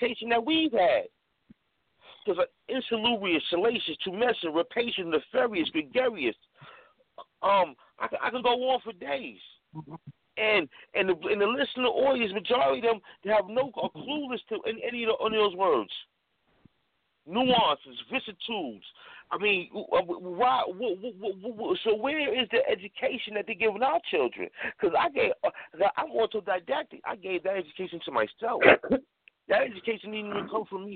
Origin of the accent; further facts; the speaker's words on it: New York City, New York, United States; I grew up in Harlem, New York